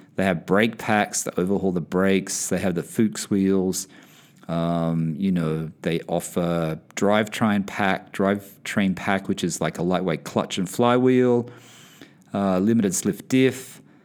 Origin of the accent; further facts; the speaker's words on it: Sydney, New South Wales, Australia; now in United Kingdom; I am originally from Sydney, Australia